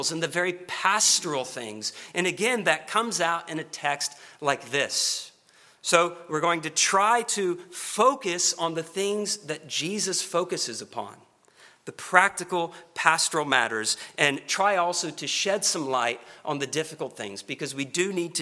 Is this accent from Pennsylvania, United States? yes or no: no; Oklahoma City, Oklahoma, United States; now in Kentucky, United States; I'm not from Kentucky, but I'm a native of Oklahoma. And in particular, Oklahoma City.